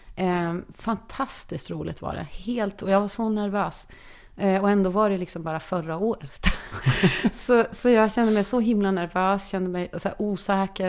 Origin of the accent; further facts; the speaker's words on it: Umeå, Norrland, Sweden; jag var den enda från Norrland